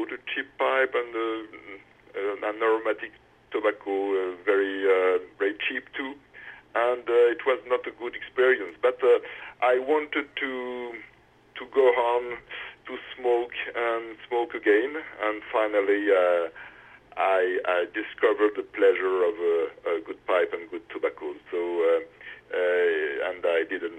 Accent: Auvergne-Rhône-Alpes, France; English is a second language; moved away as an adult; now in Paris, France; I grew up in the center of France, in an area which is called Auvergne, a mountains area

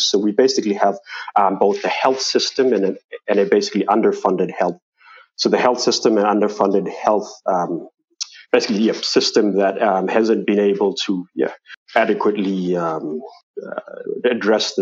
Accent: Manus Province, Papua New Guinea; now in Port Moresby, Papua New Guinea; I've traveled to my hometown in Manus

